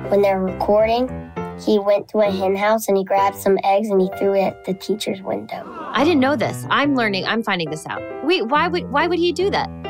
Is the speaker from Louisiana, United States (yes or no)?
yes; New Orleans, Louisiana, United States; Yes, uh, I'm from New Orleans. They uh, have fortune tellers in the in French Quarter, mm-hmm.